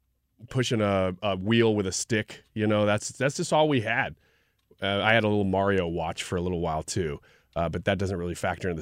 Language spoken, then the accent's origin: English; Brooklyn, Illinois, United States; Brooklyn, Illinois. Yeah.